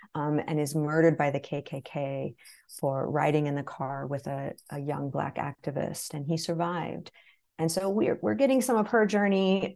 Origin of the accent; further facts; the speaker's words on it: the Ozarks, Southern Missouri, United States; I grew up in Southern Missouri, deep Southern Missouri in the Ozarks.